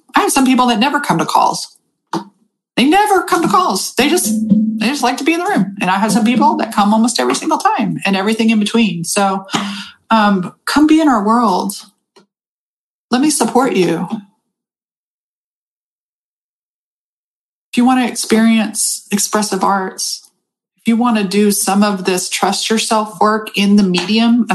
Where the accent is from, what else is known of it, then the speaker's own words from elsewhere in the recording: United States; also born or lived in Austin, Texas; I'm fucking American.